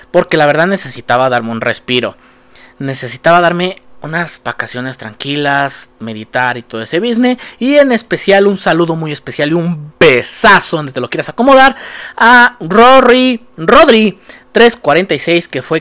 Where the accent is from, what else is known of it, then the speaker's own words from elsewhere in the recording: Mexico; Sí, he pecado como mexichango, digo, como mexicano, he pecado muy culero